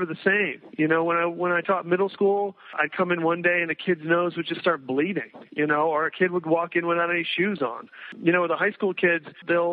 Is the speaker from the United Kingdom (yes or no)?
no; East Coast, United States; moved away as an adult; also born or lived in New York; now in Santa Fe, United States; I grew up in the East Coast